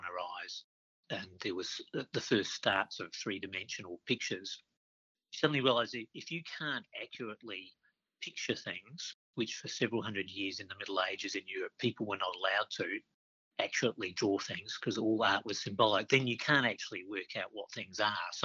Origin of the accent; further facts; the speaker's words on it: Adelaide, South Australia, Australia; now in Queensland, Australia; We spent a lot of time out in the woodlands around Adelaide